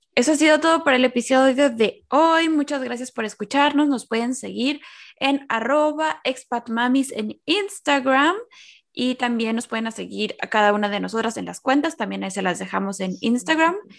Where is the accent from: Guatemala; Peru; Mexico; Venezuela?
Mexico; moved away; todos nacimos en México, mi abuela estaba ahí